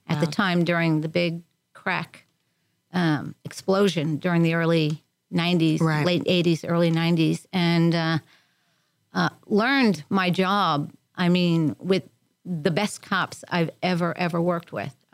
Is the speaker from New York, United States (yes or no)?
yes; Long Island, New York, United States; moved away as an adult; also born or lived in Queens, New York / Spring, Texas; now in Montgomery County, Texas, United States; Born in Queens and raised on Long Island